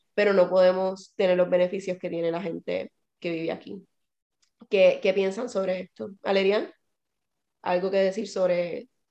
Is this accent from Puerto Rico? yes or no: yes; Puerto Rico; now in United States; yo nací en Puerto Rico.